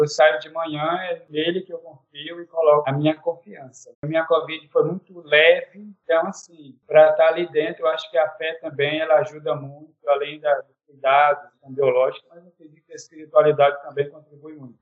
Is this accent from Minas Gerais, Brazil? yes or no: no; Acre, Brazil; moved away as an adult; now in Roraima, Brazil; Sou da Amazônia, né, sou natural do Acre, mas aqui em Roraima estou há 12 anos